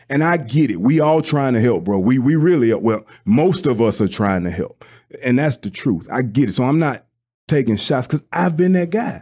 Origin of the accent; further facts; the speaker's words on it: South Mississippi, United States; I'm from South Mississippi